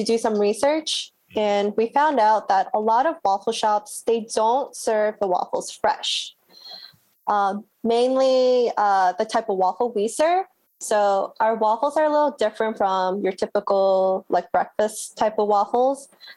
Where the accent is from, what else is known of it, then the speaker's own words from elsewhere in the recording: Baltimore, Maryland, United States; I'm born and raised in Baltimore. I've lived here my whole life